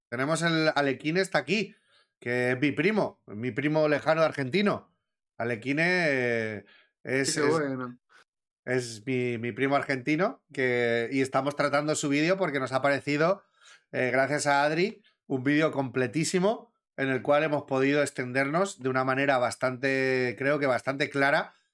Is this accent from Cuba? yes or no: no; Valencian Community, Spain; valenciano también, coño. Estoy hablando con todos valencianos. Sabemos que somos de mecha corta